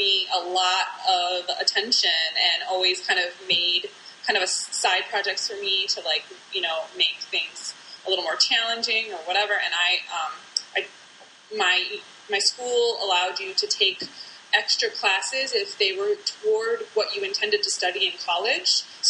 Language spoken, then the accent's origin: English; Detroit, Michigan, United States; also born or lived in Flint / Illinois; I actually am a Midwesterner. I mean, I grew up in Detroit as a little kid, and then moved to Flint, Michigan. when I was about middle school aged